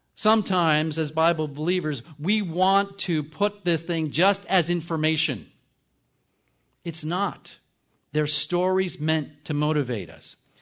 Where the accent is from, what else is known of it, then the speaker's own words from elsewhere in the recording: New Jersey, United States; I'm from New Jersey